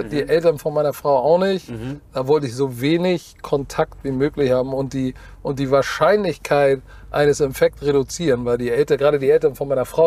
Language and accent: German; Hamburg, Germany; bin mhm. Hamburger.